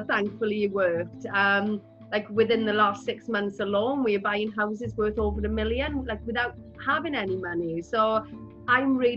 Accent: Rhondda, Wales, United Kingdom; I'm from the Rhondda

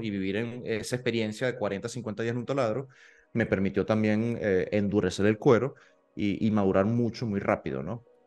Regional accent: Maturín, Monagas, Venezuela; moved away; yo vengo de Maturín

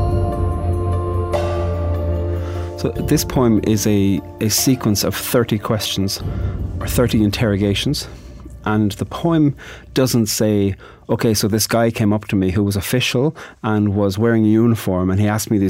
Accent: Ireland; I'm a poet from Ireland.

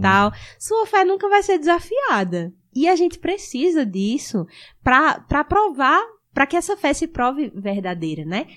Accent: Rio Grande do Norte, Brazil; moved away as an adult; also born or lived in Currais Novos, Rio Grande do Norte; now in Amazonas, Brazil; eu nasci lá, só que eu cresci em outra cidade, mais no interior

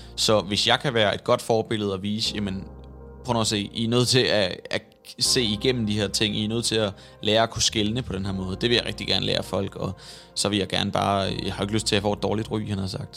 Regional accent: Svendborg, Southern Denmark, Denmark; now in Copenhagen, Denmark; det er Svendborg, hvor jeg kommer fra. Men det må være, fordi jeg er vokset op

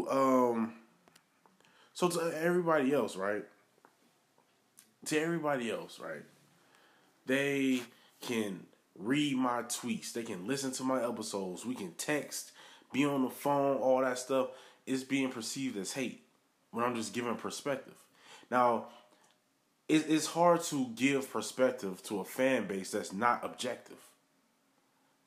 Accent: Milwaukee, Wisconsin, United States; I'm a Milwaukee native. I'm from Milwaukee, born in Milwaukee, semi-raised in Milwaukee

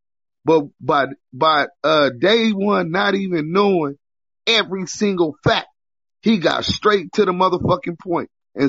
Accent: West Coast, United States; I'm from the West Coast, right?

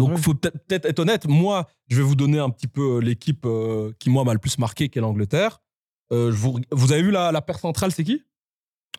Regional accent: Belgium; on est vraiment la petite Belgique

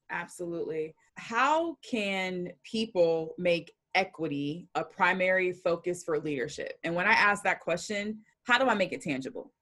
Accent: Atlanta, Georgia, United States; Growing up in Atlanta

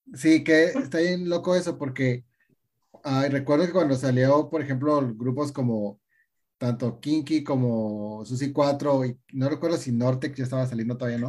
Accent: Tijuana, Baja California, Mexico; soy de Tijuana

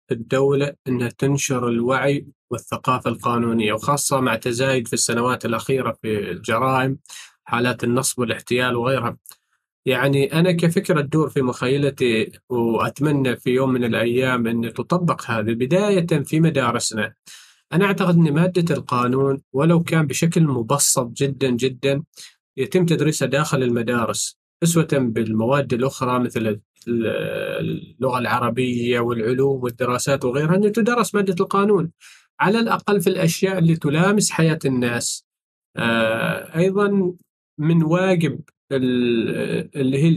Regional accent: Oman; هنا عندنا في سلطنة عمان

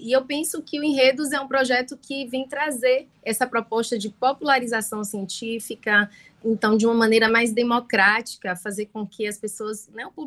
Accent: Salvador, Bahia, Brazil; eu sou, sou de Salvador, né, tô aqui, sou da Bahia, na verdade, moro aqui em Salvador

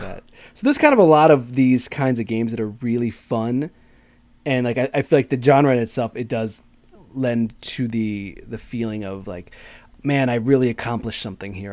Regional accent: Chicago, Illinois, United States; I'm from Chicago

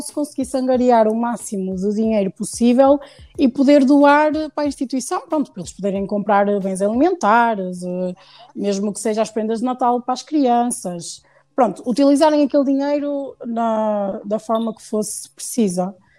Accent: Porto, Norte, Portugal; also born or lived in Lisbon; nasci em Lisboa, uhum. mas já moro no Porto desde os 4 anos, por isso já sou praticamente uh, do Porto.

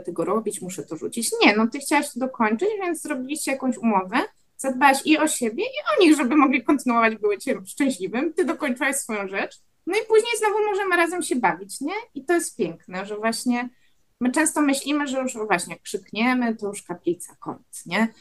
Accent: Wrocław, Lower Silesian Voivodeship, Poland; obie jesteśmy z Wrocławia

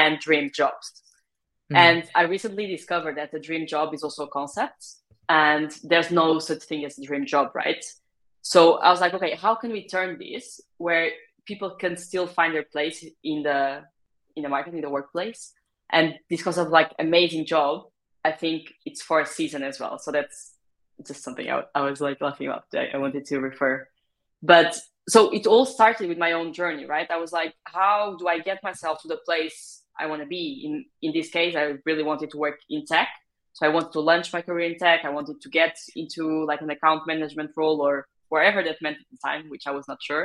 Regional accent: Portugal; moved away as an adult; also born or lived in France; So I come from Portugal originally. That's where I did most of my education, most of my college years as well

